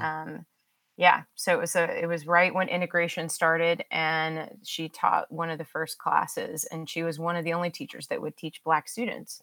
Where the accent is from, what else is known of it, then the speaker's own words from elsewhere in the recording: Dallas, Texas, United States; moved away as an adult; now in Austin, United States; I'm actually born, was born and raised in Dallas, and, um, moved to Austin